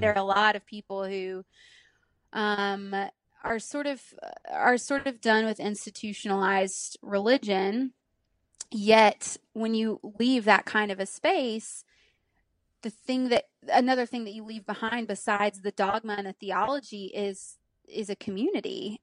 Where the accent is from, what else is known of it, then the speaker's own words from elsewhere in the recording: Pleasant Grove, Alabama, United States; moved away as an adult; also born or lived in Birmingham, Alabama; now in Nashville, United States; Alabama, born and raised.